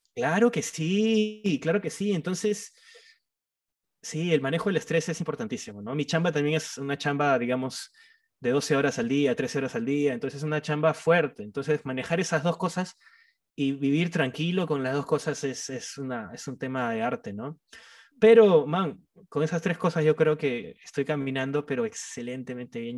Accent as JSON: {"language": "Spanish", "town": "Trujillo", "region": "La Libertad", "country": "Peru", "said": "yo soy de Trujillo, soy de la costa"}